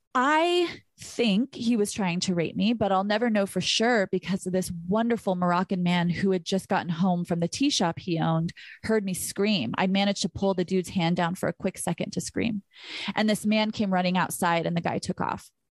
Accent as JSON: {"language": "English", "town": "Burbank", "region": "California", "country": "United States", "said": "I was from Burbank, where literally nothing ever happens"}